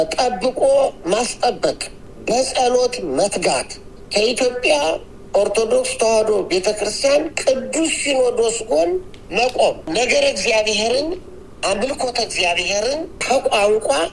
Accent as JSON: {"language": "Amharic", "country": "Ethiopia", "said": "እኛ ደግሞ ኢትዮጵያውያን"}